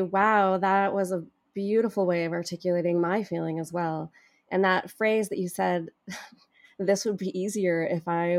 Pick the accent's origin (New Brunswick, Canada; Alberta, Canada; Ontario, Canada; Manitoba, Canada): Alberta, Canada; Edmonton; I came from Canada. It was a country that to them symbolized wealth, access to opportunity.